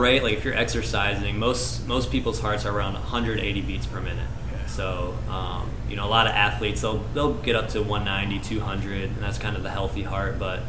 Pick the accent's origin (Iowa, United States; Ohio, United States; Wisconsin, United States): Wisconsin, United States; Burlington; Nope, so I'm originally from Wisconsin, but I was coaching just previously.